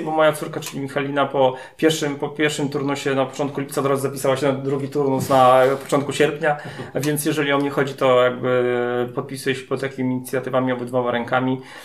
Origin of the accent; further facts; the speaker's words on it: Masovian Voivodeship, Poland; u nas na Mazowszu